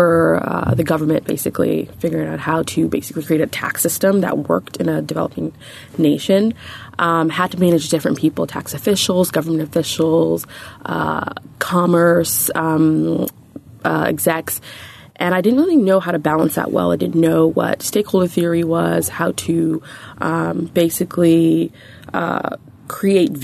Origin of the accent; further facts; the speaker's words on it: New York, United States; also born or lived in Nigeria / India; I'm from New York, originally from Nigeria. I'm Nigerian-American